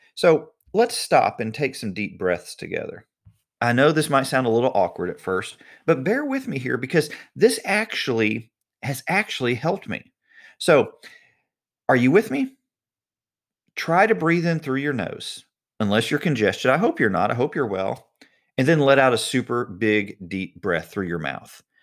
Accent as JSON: {"language": "English", "country": "United States", "tie": "born or raised there", "said": "I was born in the United States"}